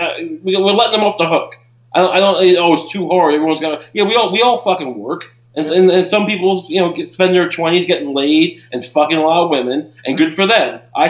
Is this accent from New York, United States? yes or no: yes; Long Island, New York, United States; I'm from Long Island.